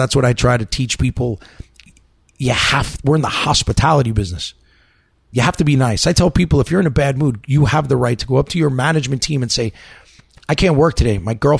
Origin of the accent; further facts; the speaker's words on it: New York, United States; I'm from New York.